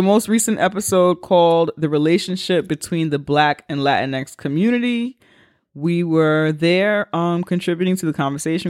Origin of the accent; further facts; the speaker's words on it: New York City, New York, United States; two diasporitic black people from the Bronx, where I'm from